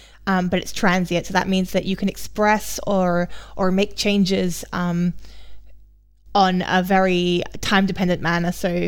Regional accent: Australia; accent: mixed; now in Germany; I come from Australia, for those of you who don't know. My accent is now very messed up from being too long in Germany

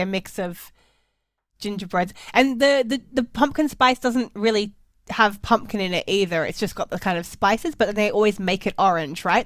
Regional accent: Australia; as an Australian, maybe we are more likely to eat seafood at Christmas

